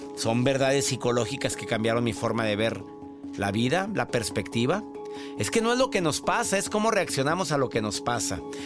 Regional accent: Mexico; now in United States

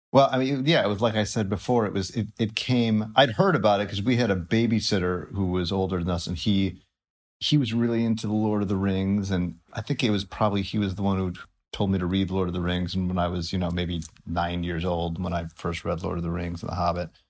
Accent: Highland Park, Illinois, United States; moved away; I grew up in, uh, most of my childhood in, uh, Highland Park, Illinois

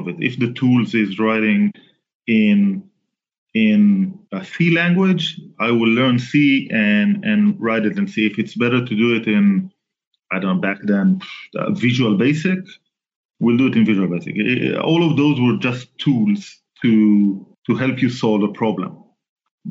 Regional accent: Southern District, Israel; Israeli. I was born and raised in Israel, born in 1974, so I'm like 46-ish now. Almost all of my life I was living in the south part of Israel

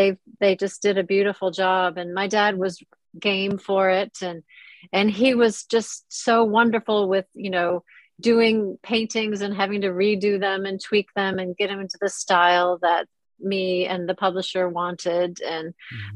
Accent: Minnesota, United States; moved away as an adult; now in London, United Kingdom; I was raised in Minnesota

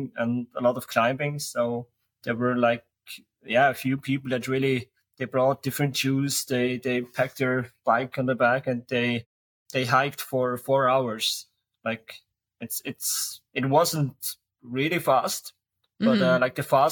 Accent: St. Gallen, Switzerland; St. Gallen, my hometown.

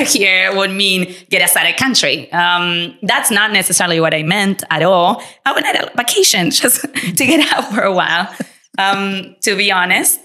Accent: Argentina; English is a second language; moved away as an adult; also born or lived in Latin America; now in United States; we came from Argentina with absolutely nothing

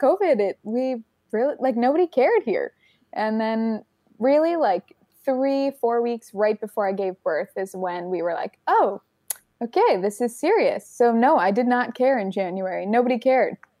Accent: Canada; now in France; I am Canadian.

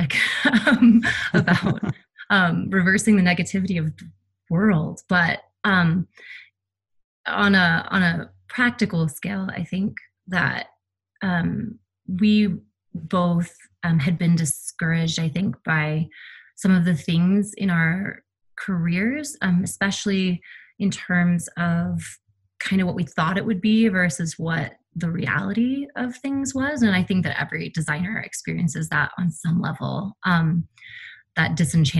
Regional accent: Colorado, United States; moved away; I'm from Colorado originally

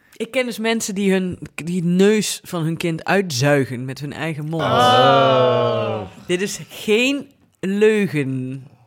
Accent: Venlo, Limburg, Netherlands; omdat ik uit Venlo kom

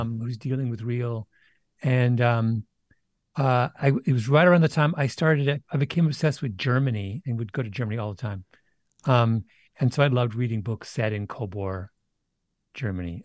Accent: Canada; growing up in Canada without a T V

